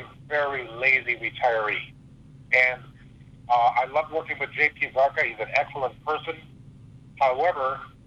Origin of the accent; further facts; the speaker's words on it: Canada; moved away; also born or lived in Hawaii; I'm a Canadian. I was born in Canada